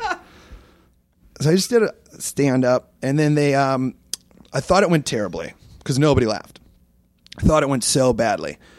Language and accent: English; Iowa, United States; moved away; I grew up in Iowa